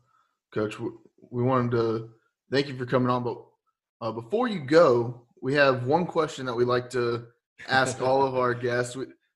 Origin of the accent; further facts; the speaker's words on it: Lexington, North Carolina, United States; now in Greenville, United States; I come from Lexington. So I grew up with Lexington style barbecue.